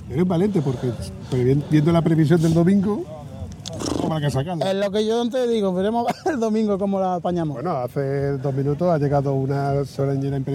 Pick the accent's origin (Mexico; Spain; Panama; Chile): Spain; Huelva, Andalusia; yo que soy de Huelva